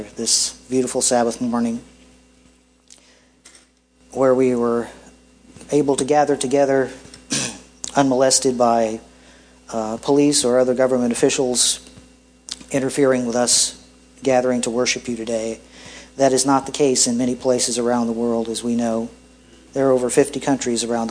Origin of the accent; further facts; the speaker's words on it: Greer, South Carolina, United States; my hometown of Greer, South Carolina